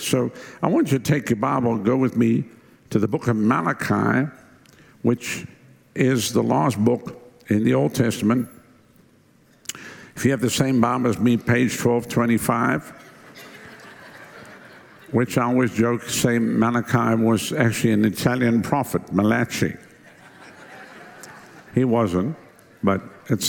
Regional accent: South Africa; moved away as an adult; now in United States; my wife and I come from Southern Africa, and when we left South Africa years ago, we came here December 1987

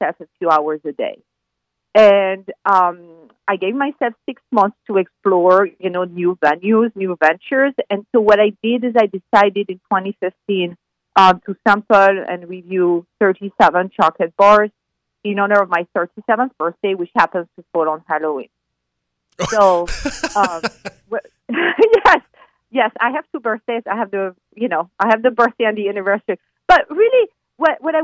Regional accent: France; moved away as an adult; now in United States; I'm from France. Yes. And I've lived in the U.S. for 20 years now.

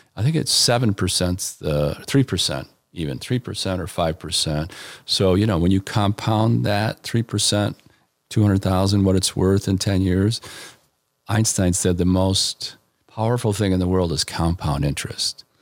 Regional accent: Elmhurst, Illinois, United States; also born or lived in Washington, D.C. / Chicago; now in Aurora, United States; Grew up in Elmhurst

